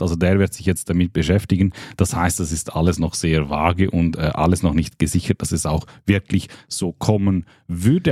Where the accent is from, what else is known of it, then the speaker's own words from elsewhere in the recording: Liechtenstein; ich bin Liechtensteiner